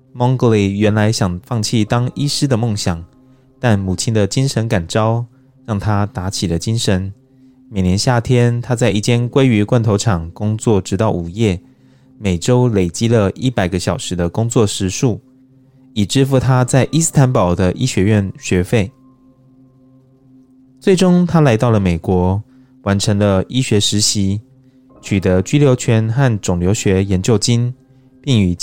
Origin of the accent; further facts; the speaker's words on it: Taiwan; 就像我们台湾人都会常会说啊，这样就是爱台湾啦